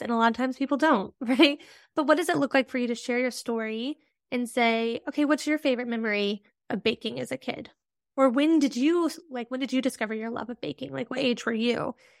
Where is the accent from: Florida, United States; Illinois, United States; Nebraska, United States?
Nebraska, United States; Midwest, rural; I'm also a Midwesterner